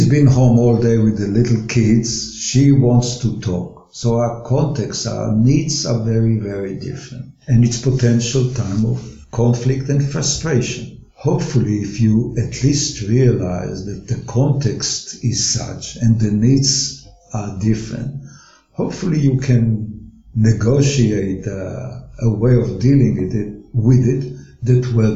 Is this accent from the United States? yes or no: no; Israel; moved away as an adult; now in Australia; I was born in Israel